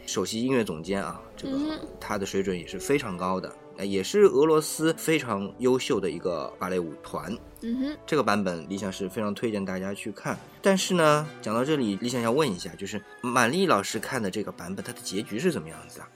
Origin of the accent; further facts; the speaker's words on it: China; 我们中国人